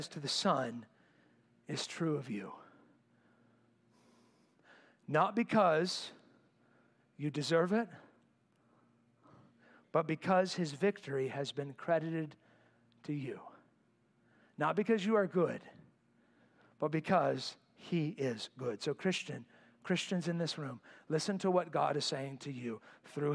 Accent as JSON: {"language": "English", "country": "United States", "said": "I'm an American."}